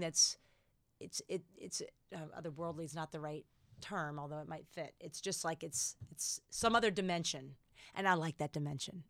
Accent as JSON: {"language": "English", "country": "United States", "said": "being fiercely American"}